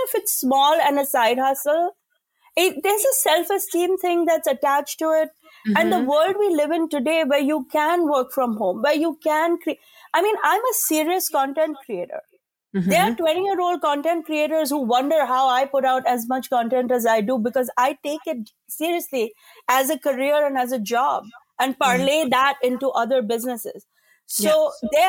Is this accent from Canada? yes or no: no; India; And I like as an Indian woman, it's killing me to say this